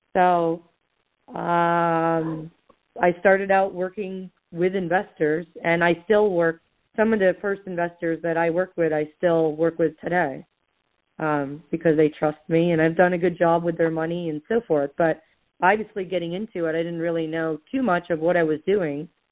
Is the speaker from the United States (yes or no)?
yes; Southwest Florida, United States; I was born and raised in Southwest Florida